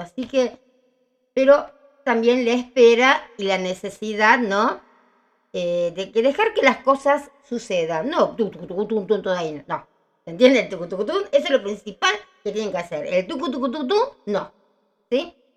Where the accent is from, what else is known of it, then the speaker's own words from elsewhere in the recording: Villa Ballester, Buenos Aires Province, Argentina; me tuvieron en Ballester, Cuba 136